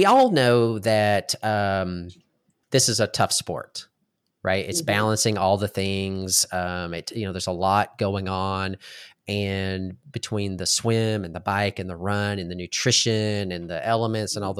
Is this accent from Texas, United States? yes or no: yes; Texas, United States; also born or lived in New York State; I was born in New York State, and what if my parents never moved to Texas